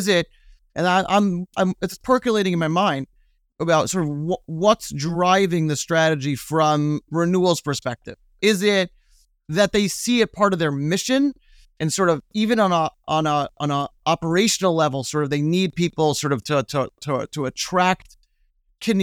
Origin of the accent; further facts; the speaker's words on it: Brooklyn, New York, United States; In Brooklyn. I grew up in Brooklyn.